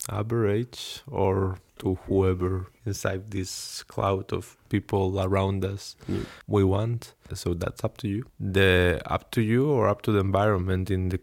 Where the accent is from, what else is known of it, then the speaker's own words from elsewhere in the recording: Spain; English is a second language; moved away as an adult; now in Stockholm, Sweden; I'm a human from Spain, living in Stockholm, doing my PhD in between psychology and human-robot interaction.